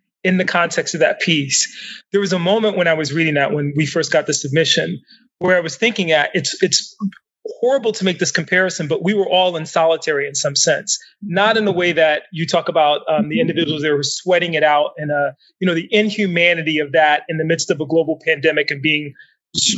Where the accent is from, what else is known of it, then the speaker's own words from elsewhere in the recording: Bridgeport, Connecticut, United States; growing up in Bridgeport, Connecticut